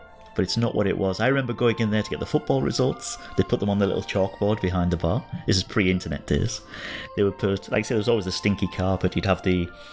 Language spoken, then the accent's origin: English; Hartlepool, North East England, United Kingdom; moved away as an adult; also born or lived in Japan / Korea / Germany; now in United States; I'm British